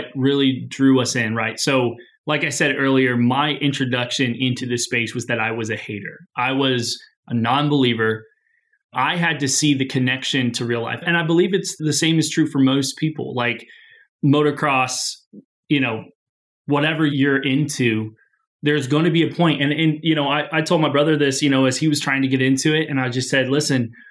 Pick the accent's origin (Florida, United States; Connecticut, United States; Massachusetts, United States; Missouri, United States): Missouri, United States; Springfield; Springfield, Missouri